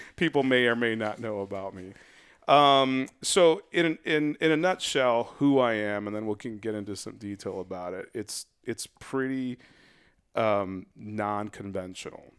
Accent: West Valley, Arizona, United States; I grew up in the West Valley

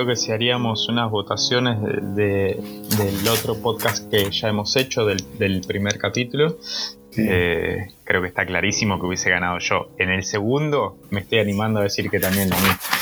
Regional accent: Rosario, Santa Fe, Argentina; somos de Rosario o no somos de Rosario

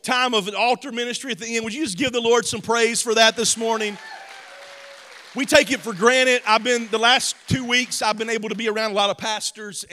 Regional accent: the South, United States; I'm from the South, so we say grandmamas

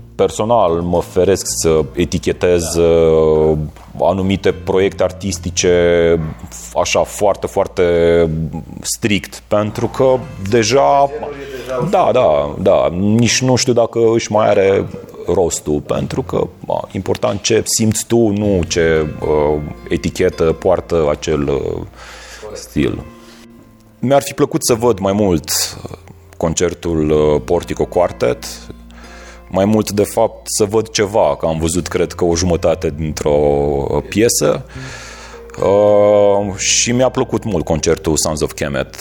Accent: Iași, Iași County, Romania; moved away as an adult; now in Cluj-Napoca, Romania; sunt din Iași, dar de aproximativ 4 uh, ani sunt uh, clujean

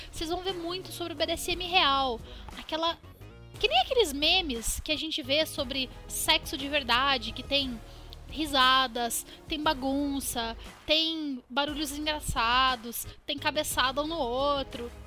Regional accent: Curitiba, Paraná, Brazil; Eu sou de Curitiba, Paraná

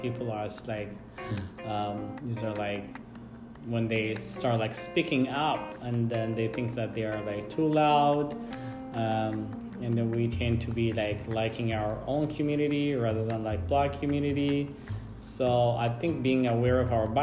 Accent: Ethiopia; moved away as an adult; now in United States; I grew up like in Ethiopia

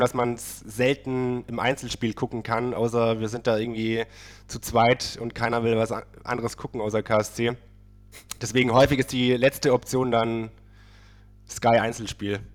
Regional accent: Baden-Württemberg, Germany; now in Berlin, Germany; ich komme aus Süden Deutschlands, aber tatsächlich äh, von, der, von der falschen Seite, okay. Württemberger Seite

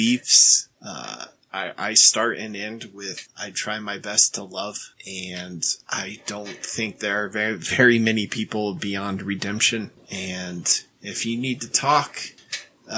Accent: Reno, Nevada, United States; from Reno. I am not the one that went to Galena

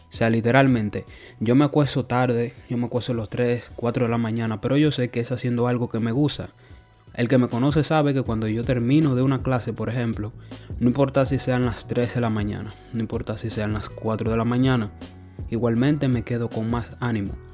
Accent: Santo Domingo, Distrito Nacional, Dominican Republic; moved away; Piensa de que yo vengo de Santo Domingo y claro, allí yo tenía mi rutina de 5 de la mañana hasta las 10 de la noche.

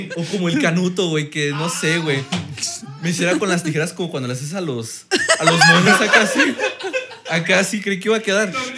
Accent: Mexico

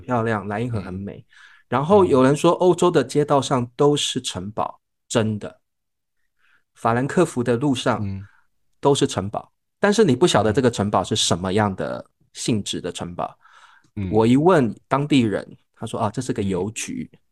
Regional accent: Taiwan; 我们是台湾来的

